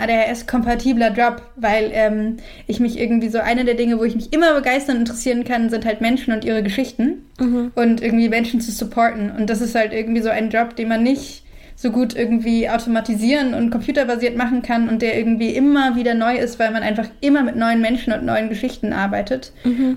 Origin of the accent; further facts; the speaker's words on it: Switzerland; moved away; ich bin halt auch noch in der Schweiz aufgewachsen, zehn Jahre